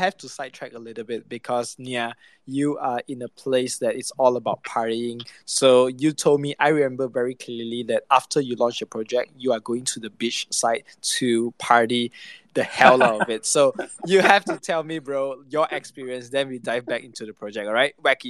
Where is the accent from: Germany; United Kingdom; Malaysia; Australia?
Malaysia; I'm from Malaysia.